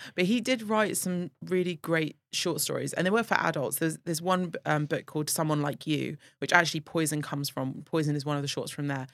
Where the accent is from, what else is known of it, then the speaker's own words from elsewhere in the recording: London, United Kingdom; now in Abu Dhabi, United Arab Emirates; I'm from London